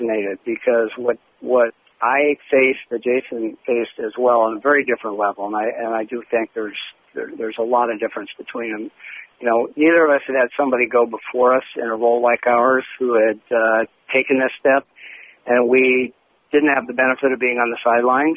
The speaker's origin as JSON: {"language": "English", "town": "Seattle", "region": "Washington", "country": "United States", "said": "I'm from Seattle and shared a lot of time cheering for those Sonics"}